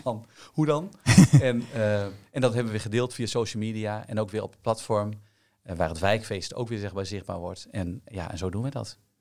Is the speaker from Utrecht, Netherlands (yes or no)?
yes; Amersfoort, Utrecht, Netherlands; Ik kom dus ook uit Amersfoort